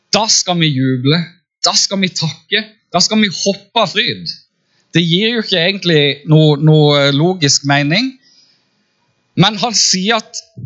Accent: Farsund, Agder, Norway; now in Kristiansand, Norway; jeg kommer egentlig fra Farsund og har bodd i Kristiansand siden 97

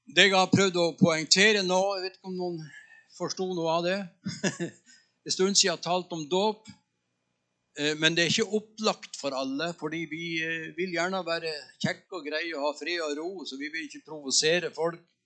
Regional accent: Northern Norway, Norway; moved away; also born or lived in Tønsberg; Jeg er nordlending

